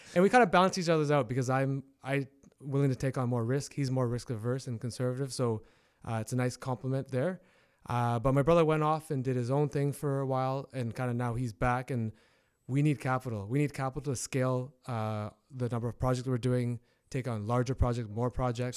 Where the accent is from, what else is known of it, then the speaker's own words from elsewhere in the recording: Hamilton, Ontario, Canada; local, born and raised in Hamilton.